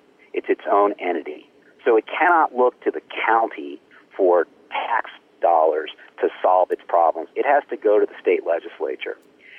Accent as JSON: {"language": "English", "town": "Baltimore", "region": "Maryland", "country": "United States", "tie": "born or raised there", "said": "You know, I grew up in Baltimore"}